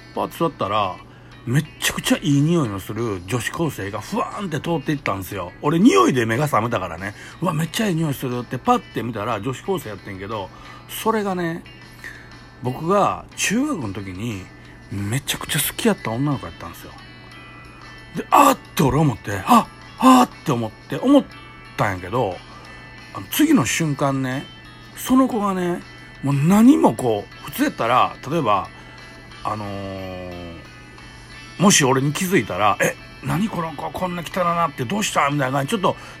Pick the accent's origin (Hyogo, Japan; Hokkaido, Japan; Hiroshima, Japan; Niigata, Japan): Hyogo, Japan; Kobe; ここを僕らの地元の表現で言うと、あの、地獄谷って言ってる、言ってたんですけど